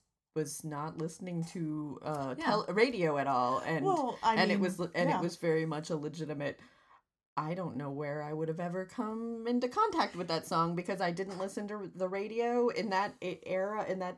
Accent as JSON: {"language": "English", "region": "Vermont", "country": "United States", "tie": "born or raised there", "also_born_or_lived": "New Hampshire", "moved": "yes", "said": "from where I grew up in Vermont"}